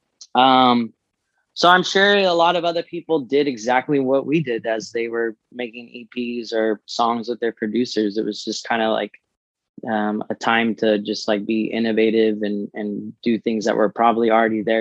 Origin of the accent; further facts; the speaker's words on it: Santa Fe Springs, California, United States; now in Orange County, United States; I'm originally from Santa Fe Springs, Whittier area, pretty close to the city.